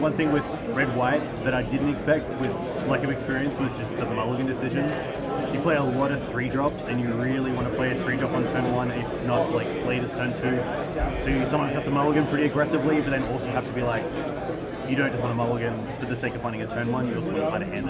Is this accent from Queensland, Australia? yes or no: yes; Brisbane, Queensland, Australia; I'm a player from Brisbane.